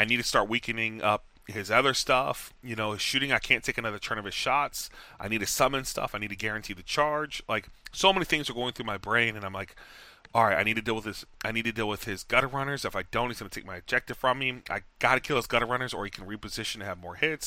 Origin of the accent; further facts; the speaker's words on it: Texas, United States; moved away; I'm from Texas